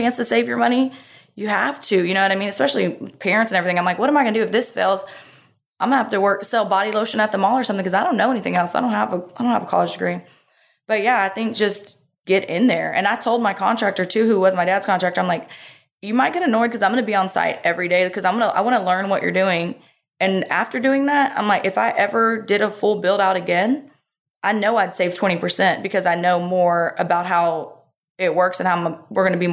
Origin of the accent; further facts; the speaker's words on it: Texas coast, United States; we were on the Texas coast our whole life